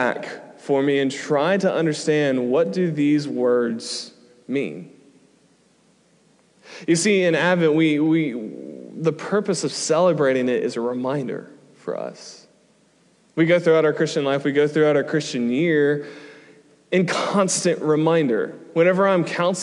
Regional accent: United States; moved away as an adult; we're from America

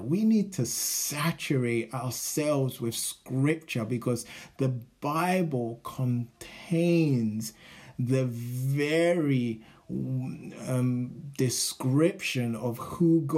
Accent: United Kingdom; moved away as an adult; now in San Diego, United States; we're from Britain

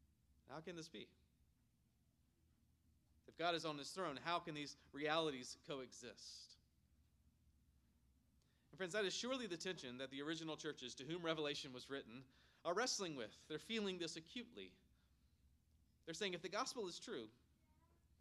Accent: Myrtle Beach, South Carolina, United States; growing up in Myrtle Beach, South Carolina

